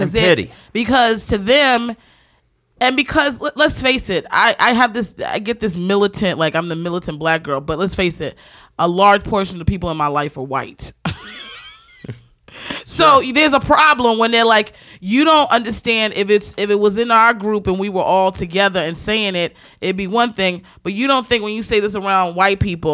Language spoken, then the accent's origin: English; Baltimore, Maryland, United States; I'm from Baltimore